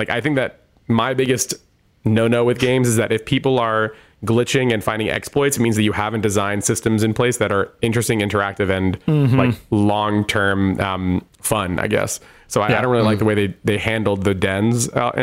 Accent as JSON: {"language": "English", "region": "New Jersey", "country": "United States", "said": "I'm from New Jersey."}